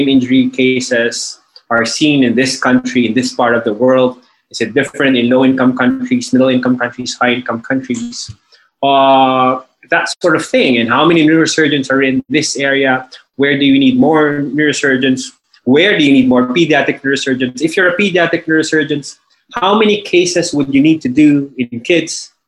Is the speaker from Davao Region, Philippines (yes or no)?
no; Manila, Metro Manila, Philippines; I'm from Manila, Philippines.